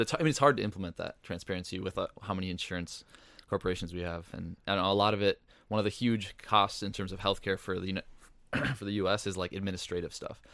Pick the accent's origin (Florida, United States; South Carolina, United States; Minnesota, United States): Minnesota, United States; Northfield; I grew up in Northfield, Minnesota